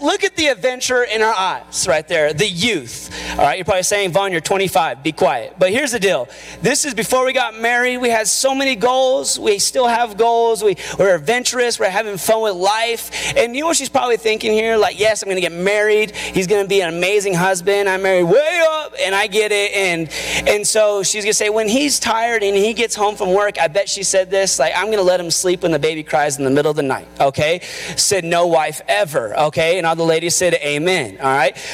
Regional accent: Albuquerque, New Mexico, United States; I'm from Albuquerque.

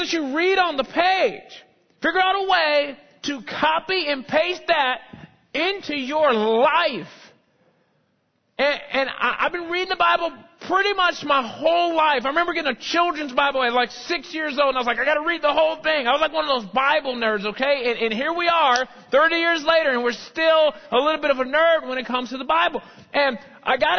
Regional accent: United States; also born or lived in North Dallas; now in Dallas, United States; I'm an American

